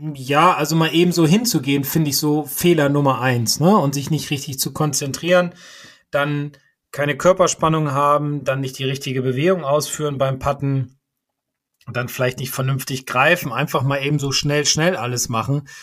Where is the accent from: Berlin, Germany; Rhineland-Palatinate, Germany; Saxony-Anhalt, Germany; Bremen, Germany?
Bremen, Germany; als Bremer